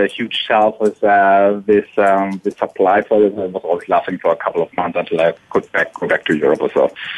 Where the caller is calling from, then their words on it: Atlanta, Georgia, United States; I'm calling from Atlanta